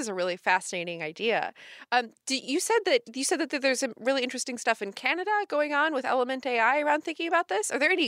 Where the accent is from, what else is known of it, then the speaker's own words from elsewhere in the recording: United States; I'm American, man.